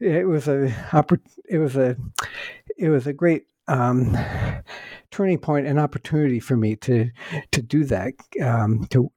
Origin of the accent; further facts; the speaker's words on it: Northeast Ohio, United States; I was born in the state of Ohio